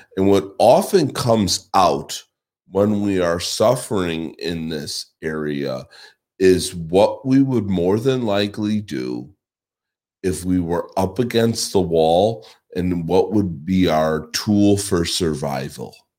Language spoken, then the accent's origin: English; Chicago, Illinois, United States; moved away; I am originally from Chicago